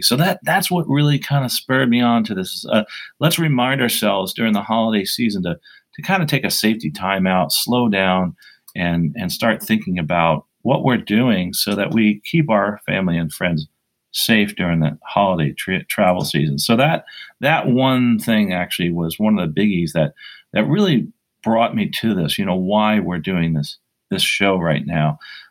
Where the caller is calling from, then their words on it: Basking Ridge, New Jersey, United States; So I am recording today from Basking Ridge, New Jersey, and used to be an airport here.